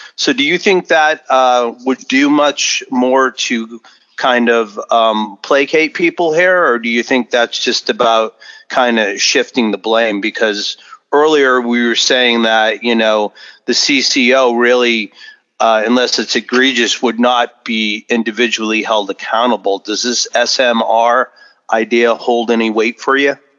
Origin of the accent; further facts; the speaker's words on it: New Hampshire, United States; my days growing up in New Hampshire